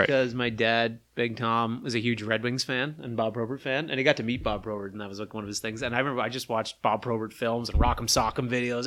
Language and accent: English; Charlottetown, Prince Edward Island, Canada; I'm from Charlottetown